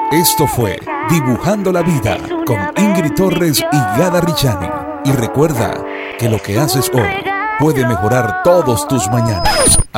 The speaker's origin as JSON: {"language": "Spanish", "town": "Caracas", "region": "Capital District", "country": "Venezuela", "said": "Yo viví, yo soy caraqueña, viví en el Valle y en el Valle quedaba la fábrica La Savoy ...mi mamá trabajó en la sabor."}